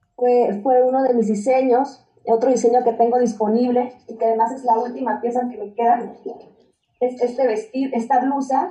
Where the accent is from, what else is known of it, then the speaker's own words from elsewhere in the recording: Chiapas, Mexico; soy de Chiapas